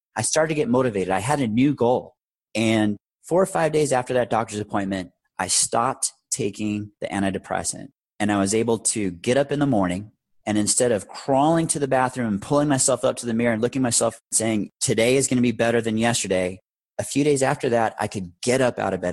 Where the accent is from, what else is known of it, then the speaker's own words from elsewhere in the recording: Orange County, Southern California, United States; moved away as an adult; also born or lived in Arizona; I moved to Arizona when I was 20 from Southern California, from Orange County, to continue my education and to pursue a career in the fire service in Arizona where I was born